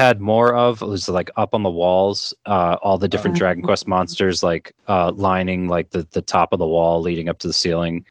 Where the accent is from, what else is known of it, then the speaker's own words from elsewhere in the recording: New York, United States; I grew up in New York